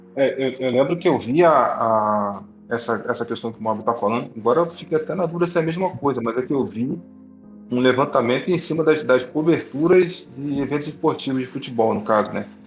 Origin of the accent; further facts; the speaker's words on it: Rio de Janeiro, Brazil; lá na minha terra, lá no Rio de Janeiro